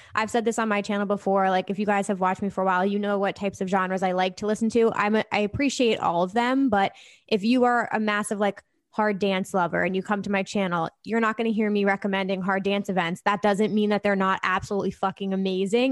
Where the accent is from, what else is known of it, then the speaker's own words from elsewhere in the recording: New Jersey, United States; I'm from New Jersey